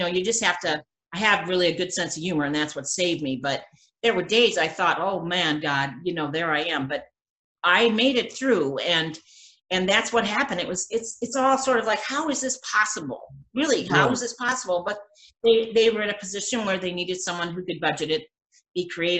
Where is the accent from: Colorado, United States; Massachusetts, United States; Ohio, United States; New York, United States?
Ohio, United States; Sandusky; also born or lived in Los Angeles, California; now in Orlando, United States; I'm from Sandusky, Ohio. Do you know what I'm saying? A girl from Sandusky, Ohio.